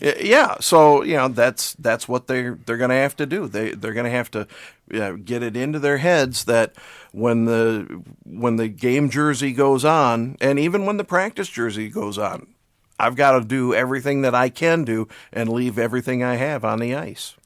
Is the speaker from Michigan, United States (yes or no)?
yes; West Michigan, United States; ever since I was growing up in West Michigan